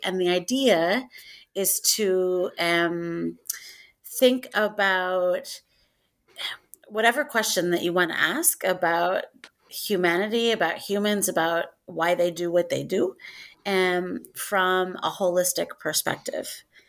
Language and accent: English; Northwest Iowa, United States; I'm from Northwest Iowa